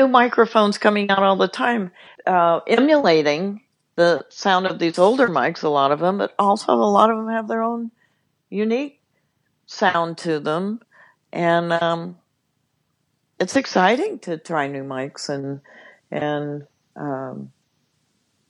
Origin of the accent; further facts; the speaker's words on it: Los Angeles, California, United States; I grew up in Los Angeles